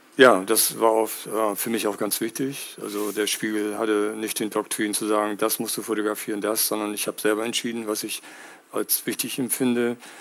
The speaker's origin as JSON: {"language": "German", "country": "United States", "tie": "born or raised there", "moved": "yes", "lives_now": "Hamburg, Germany", "said": "ich bin in den USA aufgewachsen."}